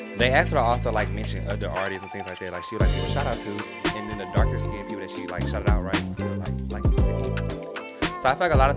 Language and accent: English; the South, United States; I'm from the South. I got home training.